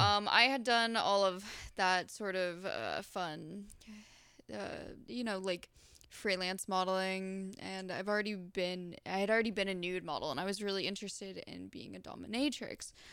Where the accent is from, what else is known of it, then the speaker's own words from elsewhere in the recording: Florida, United States; I'm from Florida.